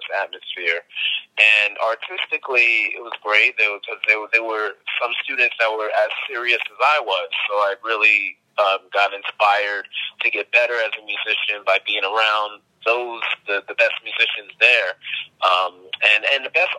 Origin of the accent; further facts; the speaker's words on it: New York City, New York, United States; I grew up in Queens, New York